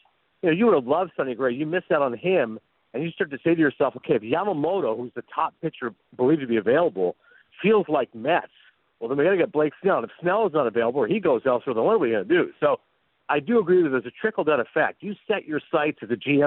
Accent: Canada; now in New Jersey, United States; I'm very proud of the fact I'm Canadian.

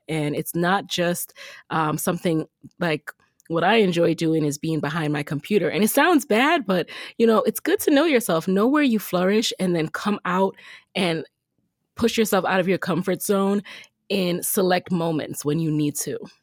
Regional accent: Jamaica; I'm from Jamaica

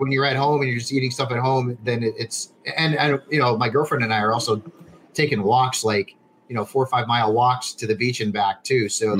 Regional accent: Connecticut, United States; Although, like, my home state of Connecticut, I think, is like the only one that hasn't.

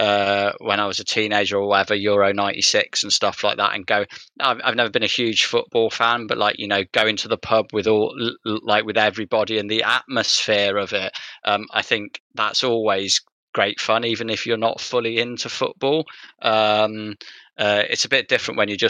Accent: England, United Kingdom; I have to say England because I'm English

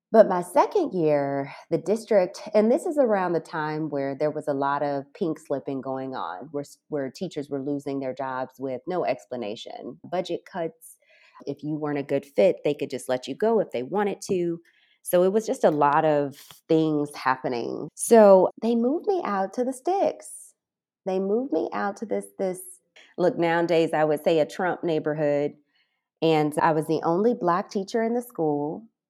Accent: Alton, Illinois, United States; moved away as an adult; also born or lived in Casablanca, Morocco; now in Ras Al Khaimah, United Arab Emirates; My hometown is Alton, Illinois, and I left the States in two thousand eleven

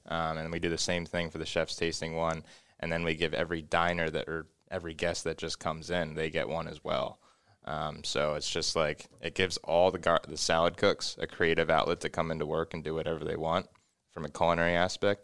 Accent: Philadelphia suburbs, Pennsylvania, United States; moved away as an adult; also born or lived in Napa Valley; now in Lincoln, United States; I grew up in the Philadelphia suburbs

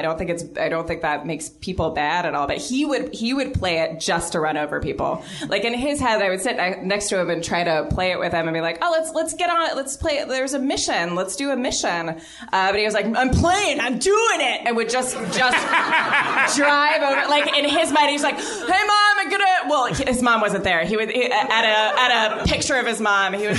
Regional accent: Japan; born there; Fun fact, I was born in Japan.

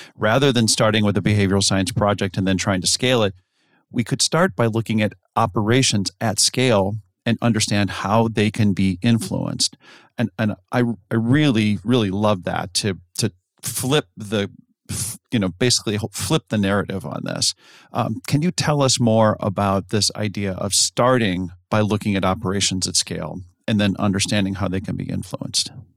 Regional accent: United States; as an American

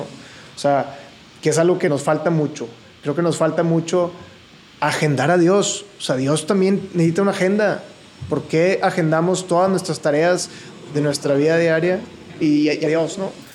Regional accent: Monterrey, Nuevo León, Mexico; nací aquí en Monterrey y toda mi vida la he vivido aquí, excepción de un año

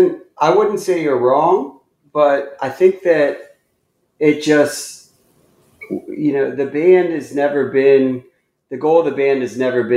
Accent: Columbia, Maryland, United States; born there; Yeah, I was born in Columbia, Maryland, so, which is like a suburb right between Washington, D.C. and Baltimore.

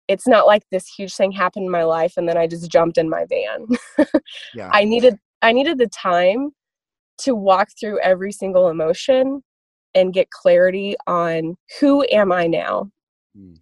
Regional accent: Kansas City, Missouri, United States; moved away as an adult; also born or lived in Lawrence, Kansas / Nashville, Tennessee; I was born in Lawrence, Kansas, but then we relocated to Kansas City, Missouri. I grew up there

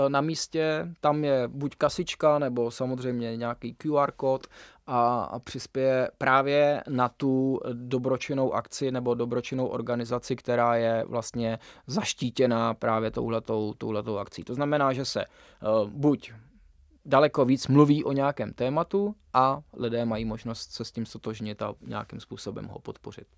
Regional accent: Czechia; jsem jako Čech mohl jezdit za reprezentaci Dominikánské

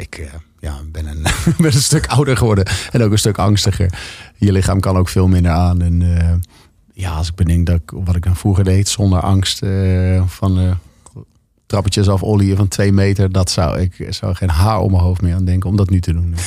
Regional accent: Leusden, Utrecht, Netherlands; ik kom uit Leusden. Dat is gewoon een Phoenix wijk onder de Phoenix dorp onder de rook van Amersfoort

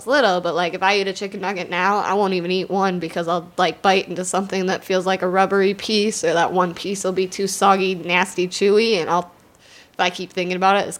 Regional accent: Wisconsin, United States; I'm from Wisconsin.

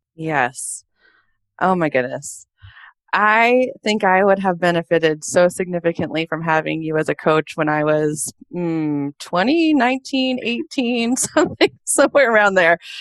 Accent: California, United States; also born or lived in Portland, Oregon; now in Boston, United States; I'm a California girl born and raised and lived in Portland, Oregon for about 10 years before I decided to move to Boston, Massachusetts

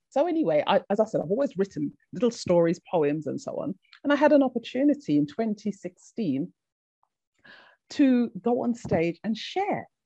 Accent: Jamaica; big up. Yes, yes. yes, I'm a Jamaican girl.

